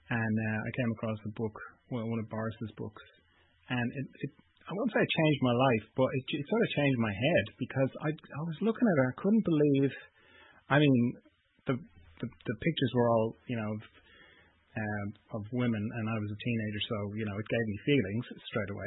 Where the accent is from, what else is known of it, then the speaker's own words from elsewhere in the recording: Ireland; I'm from Ireland